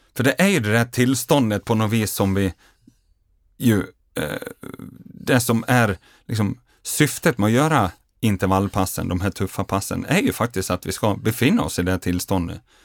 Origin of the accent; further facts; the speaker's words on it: Grycksbo, Dalarna County, Sweden; barndomskamrat som jag gjorde resan med hemma från Grycksbo